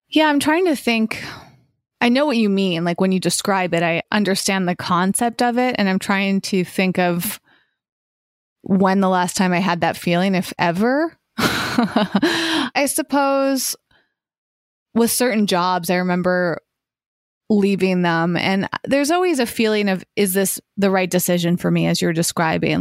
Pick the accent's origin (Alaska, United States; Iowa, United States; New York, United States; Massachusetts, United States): Massachusetts, United States; now in Los Angeles, United States; when I was growing up in Massachusetts, we had incredible trails